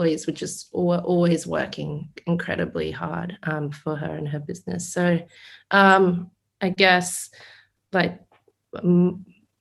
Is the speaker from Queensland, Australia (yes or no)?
yes; Brisbane, Queensland, Australia; I grew up in Brisbane